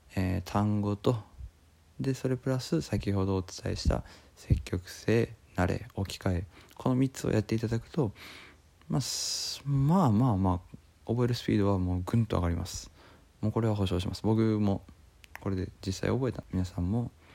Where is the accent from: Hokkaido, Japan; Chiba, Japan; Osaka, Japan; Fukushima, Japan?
Osaka, Japan; 大阪地元